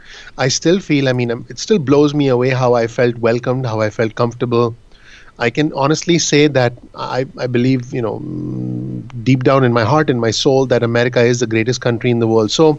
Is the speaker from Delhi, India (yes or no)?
no; Mumbai, Maharashtra, India; moved away as an adult; now in New Jersey, United States; I'm in New Jersey, actually. I was born and raised in Mumbai, India, but I've been living in New Jersey for about 17 years now, 16 actually.